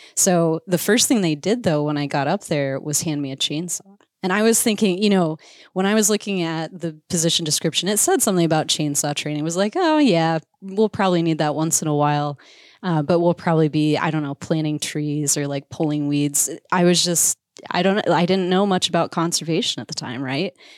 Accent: Iowa, United States; moved away as an adult; also born or lived in Missouri / Alaska; I grew up in Iowa.

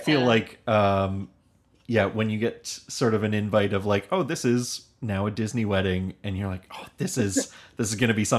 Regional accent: Hamilton, Ontario, Canada; I'm from Hamilton, Ontario.

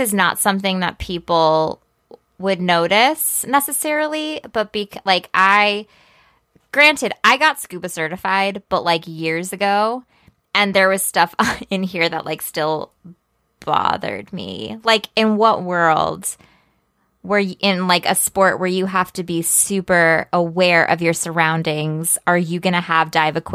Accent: Midwest, United States; I grew up in the Midwest

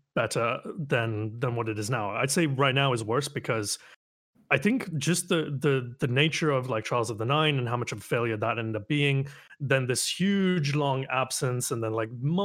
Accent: Canada; I am Canadian

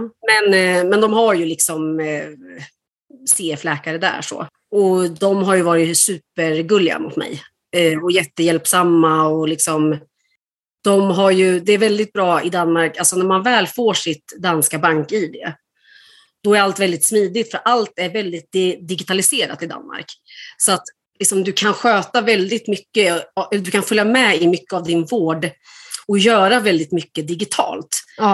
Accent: Sweden; moved away as an adult; now in Denmark; jag är född i Sverige

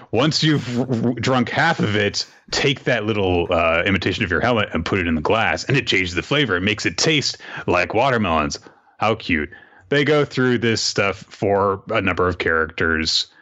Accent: the South, United States; I'm from the South

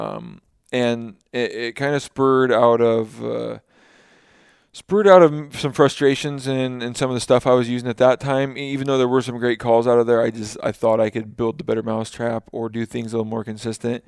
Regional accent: Washington, United States; born or raised there

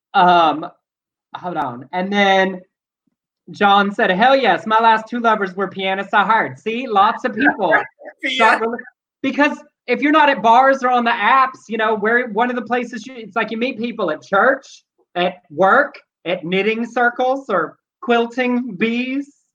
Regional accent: the South, United States; now in California, United States; we are from the South

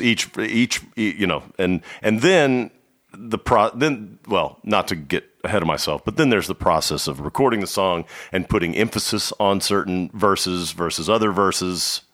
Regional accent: Dallas, Texas, United States; I, I am from Dallas. I grew up in Dallas.

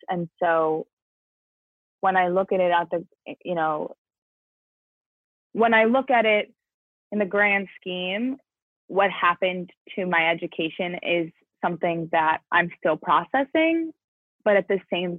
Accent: New Jersey, United States; moved away as an adult; also born or lived in Illinois; I'm from New Jersey, and that kind of like when you were looking at the original COVID map, that big red dot in New York and New Jersey is quite literally where I'm from.

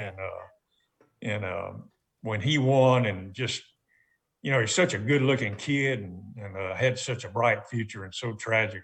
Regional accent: Montgomery, Alabama, United States; my childhood in Montgomery, Alabama

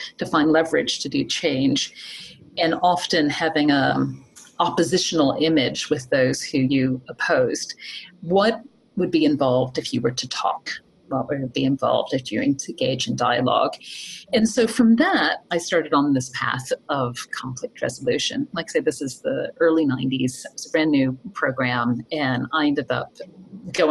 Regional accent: Appalachian Mountains of Virginia, United States; moved away; I'm from the Appalachian Mountains of Virginia

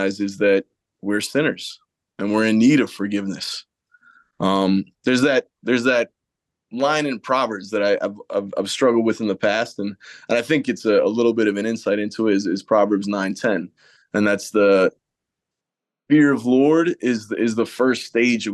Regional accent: Connecticut, United States; also born or lived in Ireland; now in Marrero, United States; I moved from Ireland to Connecticut when I was 3 years old

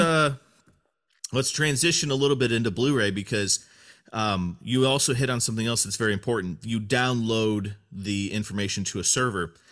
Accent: United States; I am an American man

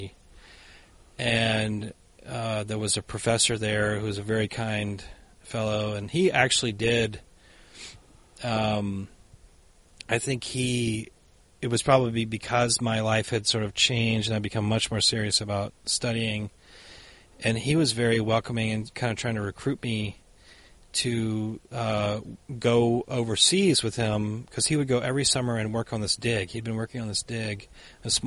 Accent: the South, United States; moved away as an adult; also born or lived in Boston, Massachusetts; now in Minnesota, United States; I grew up in the South, so you go to the church all the time

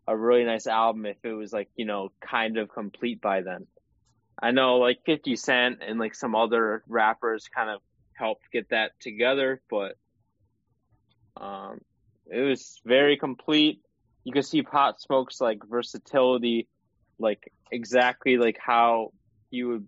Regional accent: Michigan, United States; We're both from Michigan

